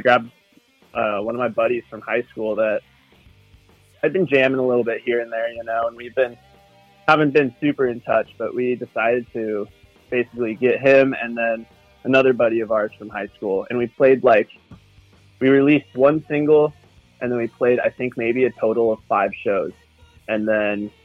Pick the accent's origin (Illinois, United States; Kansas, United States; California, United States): California, United States; Santa Barbara; We're from Santa Barbara, California, which is kind of like a small little surf town in California